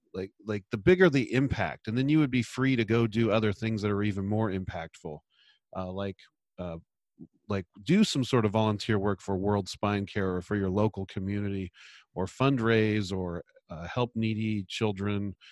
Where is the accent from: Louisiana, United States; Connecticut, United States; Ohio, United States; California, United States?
California, United States; San Luis Obispo; moved away as an adult; now in Portland, United States; practiced in my hometown, San Luis Obispo, California